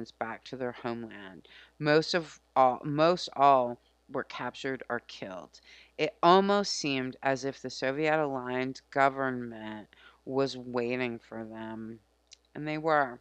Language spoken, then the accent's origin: English; United States; as an American